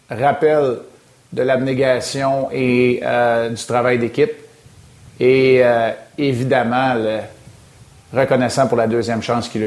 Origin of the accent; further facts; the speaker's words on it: Montreal, Quebec, Canada; on a exactement le même âge, puis on a grandi les deux à Montréal.